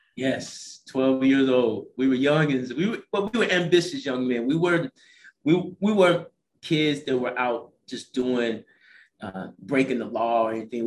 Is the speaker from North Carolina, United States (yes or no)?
no; St. Louis, Missouri, United States; moved away as an adult; also born or lived in Las Vegas, Nevada; now in Atlanta, United States; I'm originally from St. Louis, Missouri